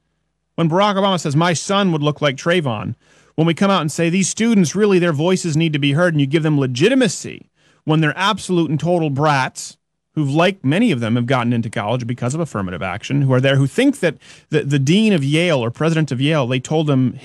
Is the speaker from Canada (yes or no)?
no; Belgium; English is a second language; Refugees have been caught as terrorists in the Paris attacks. So I'm from Belgium.